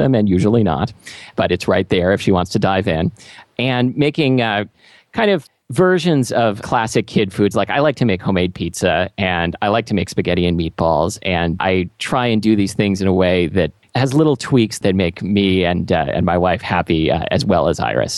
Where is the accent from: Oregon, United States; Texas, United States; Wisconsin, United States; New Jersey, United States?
Oregon, United States; Portland; also born or lived in California; now in Seattle, United States; I grew up in Portland